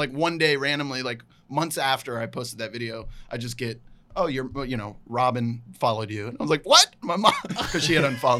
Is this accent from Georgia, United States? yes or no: no; Salem, Virginia, United States; moved away; It's called Roanoke College in my hometown.